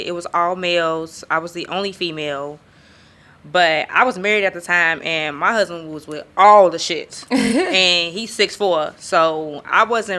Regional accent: Chicago, Illinois, United States; moved away; I'm from Chicago

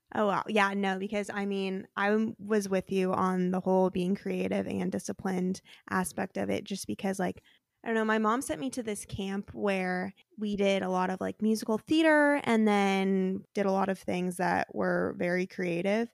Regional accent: Arizona, United States; moved away as an adult; now in California, United States; I grew up in Arizona

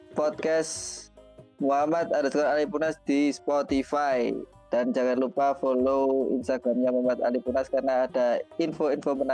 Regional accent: Java, Indonesia; saya sebagai orang Jawa ya mewakili orang Jawa itu saya sangat iri pada orang-orang Sumatera ya jujur saja

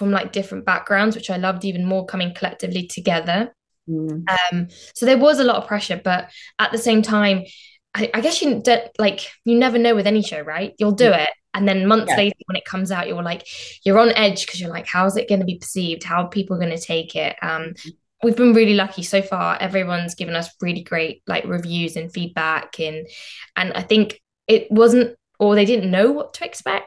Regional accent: Southall, London, United Kingdom; I'm from Southall originally and, you know, grew up in Southall

